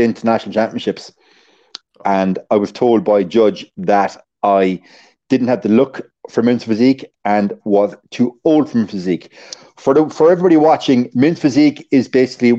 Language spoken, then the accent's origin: English; Limerick, Munster, Ireland; As a kid growing up in Limerick